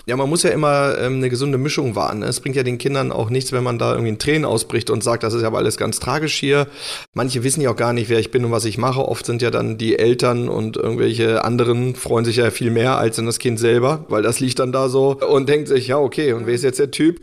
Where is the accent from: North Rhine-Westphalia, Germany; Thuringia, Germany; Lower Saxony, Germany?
Lower Saxony, Germany; Hanover; moved away; in Hannover war und wo ich halt auch, wo ich herkomme